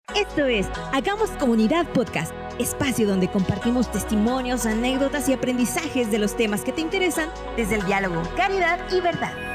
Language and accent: Spanish; Tamaulipas, Mexico; now in Mexico City, Mexico; Soy tamaulipeca en Ciudad de México